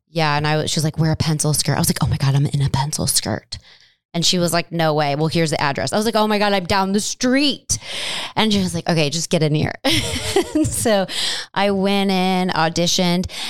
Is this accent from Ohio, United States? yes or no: yes; Cleveland, Ohio, United States; moved away as an adult; now in Chicago, United States; I am a Midwest girl born and raised in Cleveland, Ohio